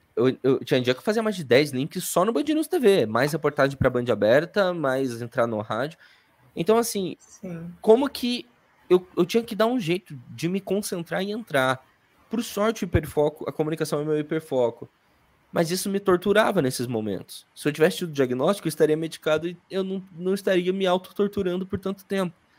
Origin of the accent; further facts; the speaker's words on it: Curitiba, Paraná, Brazil; accent: sotaque do Sul; also born or lived in Salvador, Bahia; nasci em Salvador, fui criada em Curitiba, por isso é sotaque do Sul